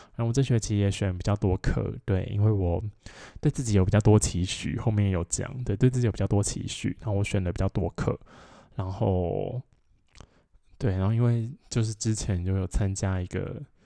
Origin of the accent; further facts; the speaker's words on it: Changhua County, Taiwan; moved away; 我的老家在彰化